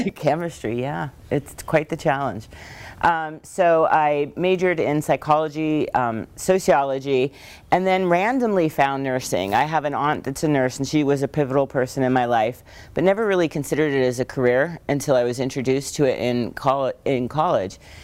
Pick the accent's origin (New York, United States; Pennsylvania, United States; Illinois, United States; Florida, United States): Pennsylvania, United States; Northeast; we grew up in Northeast Pennsylvania